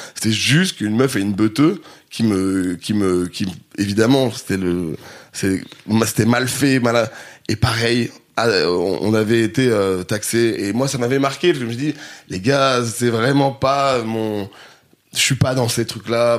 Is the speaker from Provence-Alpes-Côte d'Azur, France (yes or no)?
no; Grenoble, Auvergne-Rhône-Alpes, France; now in Paris, France; j'ai grandi à Grenoble